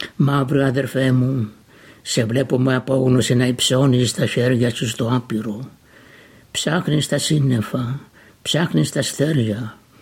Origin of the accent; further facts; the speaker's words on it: Almopia, Pella, Central Macedonia, Greece; moved away as an adult; now in Melbourne, Australia; κατάγομαι από την Βόρειο Ελλάδα, επαρχία Αρμοπίας, νομού Πέλης. Στην Αυστραλία ήρθα το 1958